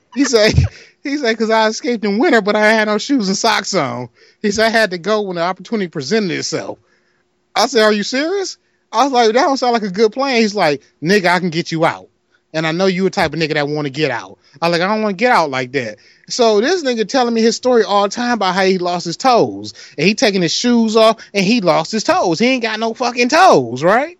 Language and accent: English; Detroit, Michigan, United States; I'm from Detroit.